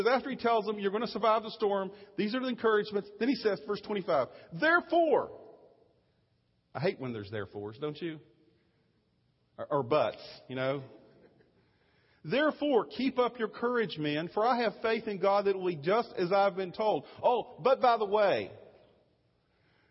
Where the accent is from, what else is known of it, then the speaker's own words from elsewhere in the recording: Virginia, United States; moved away; I'm from Virginia, and I use different phrases sometimes